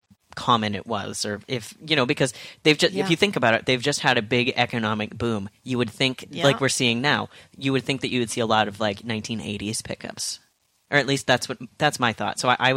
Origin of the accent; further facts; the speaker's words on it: Terrace, British Columbia, Canada; but I grew up in Terrace, which is along the Highway of Tears